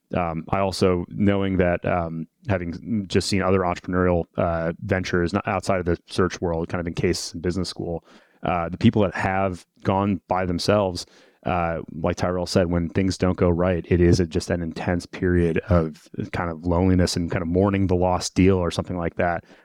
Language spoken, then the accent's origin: English; Detroit, Michigan, United States; I'm from Detroit originally, um, come from an automotive family